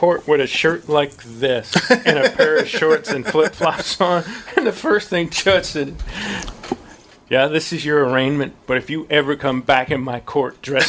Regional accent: St. Louis, Missouri, United States; When I was growing up in St. Louis

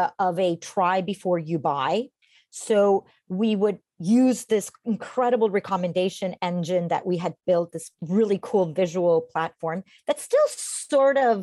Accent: Costa Rica; moved away as an adult; now in United States; I'm originally from Costa Rica

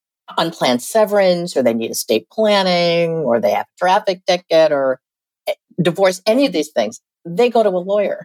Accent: Oregon, United States; moved away as an adult; also born or lived in Washington, D.C.; I could eventually go back to my home state, Oregon

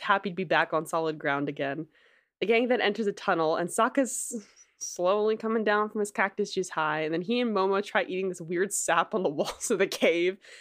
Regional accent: New Jersey, United States; I'm from New Jersey, which is like, you know, the shore, you know, literally Jersey shore

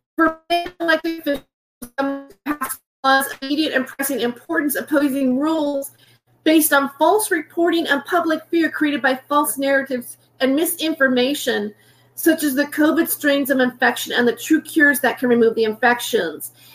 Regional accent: United States; I am an American

